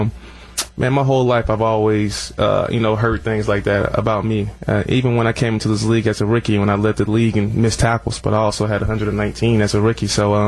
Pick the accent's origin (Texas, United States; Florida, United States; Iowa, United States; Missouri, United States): Florida, United States; Orlando; moved away; down there in Orlando, in my hometown